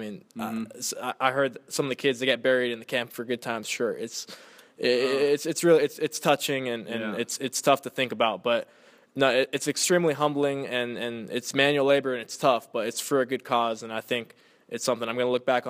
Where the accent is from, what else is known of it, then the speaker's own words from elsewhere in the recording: Inland Empire, California, United States; I was born and raised in the Inland Empire.